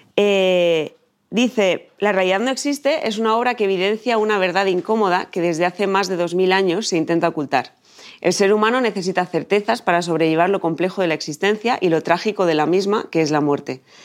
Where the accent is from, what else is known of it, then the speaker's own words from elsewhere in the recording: Chamberí, Community of Madrid, Spain; Yo soy de Chamberí